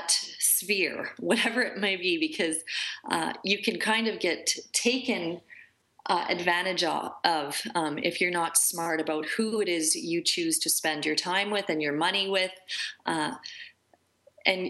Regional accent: Peace River, Alberta, Canada; now in Calgary, Canada; I was raised in Peace River, Alberta

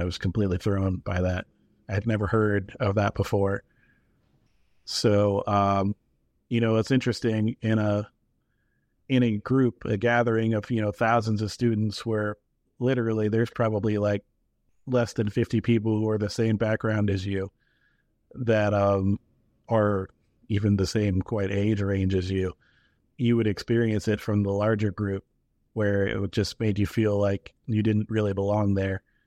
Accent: New Hampshire, United States; I grew up in New Hampshire

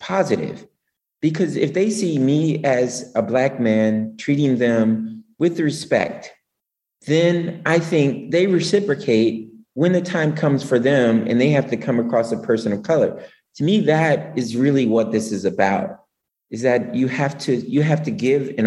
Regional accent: Philadelphia, Pennsylvania, United States; moved away; I came from Philly. I'm from West Philly

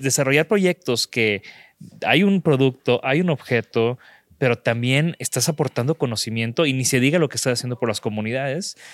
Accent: Mexico; somos de México

